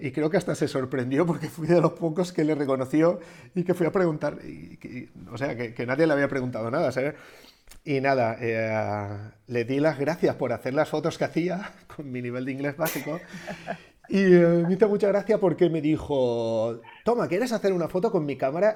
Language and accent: Spanish; Algemesí, Valencian Community, Spain; yo soy de Algemesi